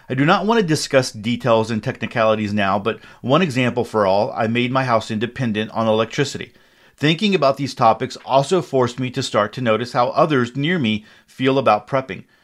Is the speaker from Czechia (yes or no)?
yes; Czechia; English is a second language; communist Czechoslovakia, now Czech Republic, as the countries were split to Czech Czechia and Slovakia. My hometown was pretty small. It had around 15,000 inhabitants.